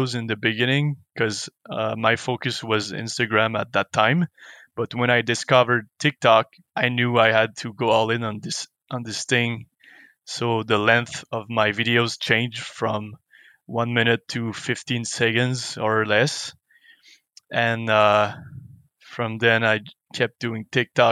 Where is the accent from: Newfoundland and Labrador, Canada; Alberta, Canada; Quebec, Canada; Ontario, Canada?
Quebec, Canada; Montreal; moved away as an adult; also born or lived in Vancouver; I'm from Montreal